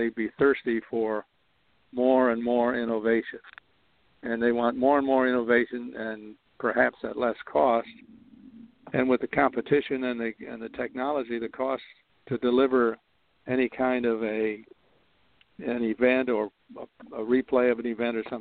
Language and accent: English; Chicago, Illinois, United States; moved away; also born or lived in New York area; I was born in Chicago